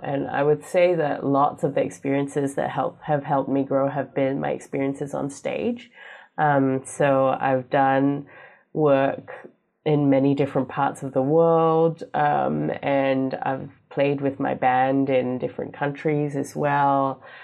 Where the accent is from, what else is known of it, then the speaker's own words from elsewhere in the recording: Singapore; moved away as an adult; now in Hawea, New Zealand; I am Singaporean